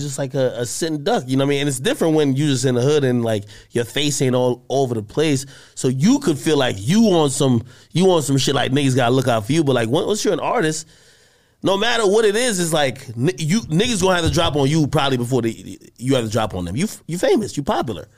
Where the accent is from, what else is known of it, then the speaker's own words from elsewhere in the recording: New Jersey, United States; I'm from Jersey.